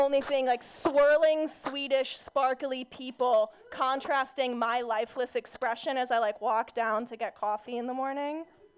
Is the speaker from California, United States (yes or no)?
yes; Orange County, California, United States; I'm from Orange County, California